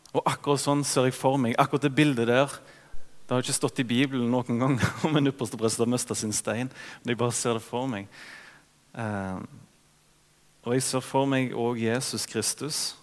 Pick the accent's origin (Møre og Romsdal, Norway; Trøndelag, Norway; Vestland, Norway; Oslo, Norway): Vestland, Norway; Ølensvåg; hjemme i Ølensvåg, der det er bratte bakker nedover.